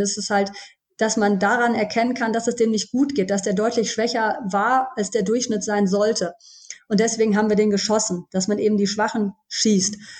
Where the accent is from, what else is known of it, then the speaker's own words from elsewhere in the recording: Düsseldorf, North Rhine-Westphalia, Germany; ich bin 42 Jahre alt und ich komme aus Düsseldorf und ich lebe hier mit meiner Familie